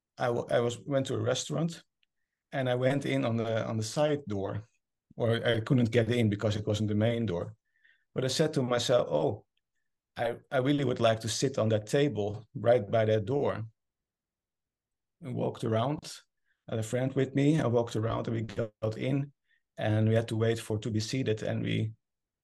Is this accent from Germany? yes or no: no; Netherlands; English is a second language; moved away as an adult; now in Norway; I moved from the Netherlands, where I'm originally from, to Norway to start a new cancer department there